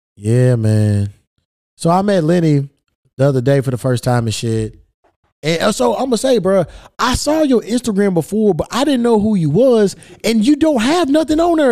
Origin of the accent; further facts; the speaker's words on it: Louisville, Kentucky, United States; Kentucky, my hometown, Louisville